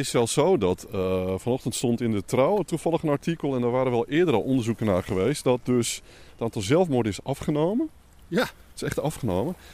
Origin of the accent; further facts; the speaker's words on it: Slochteren, Groningen, Netherlands; born there; Mijn geboortegrond.